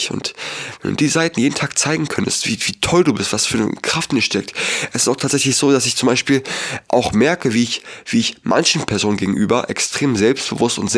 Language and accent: German; Berlin, Germany; born there; Ich bin in Berlin geboren. Ich musste in meinem Leben noch nie hungern.